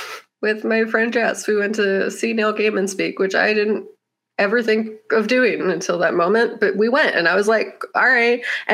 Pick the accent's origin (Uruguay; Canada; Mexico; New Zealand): Mexico; Mexico City; In a way, he was one of my best friends as an awkward kid growing up in Mexico City, which sounds bizarre, but it's true.